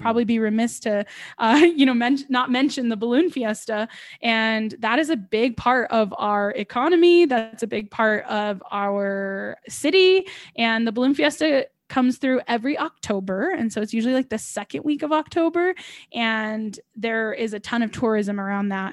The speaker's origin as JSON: {"language": "English", "town": "Albuquerque", "region": "New Mexico", "country": "United States", "tie": "born or raised there", "said": "here in my hometown"}